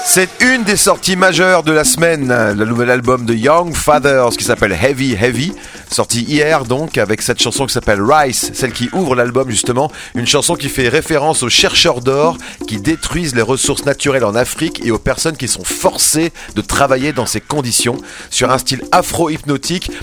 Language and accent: French; Paris, Île-de-France, France; accent: Parisian; now in Switzerland; avec mon accent parisien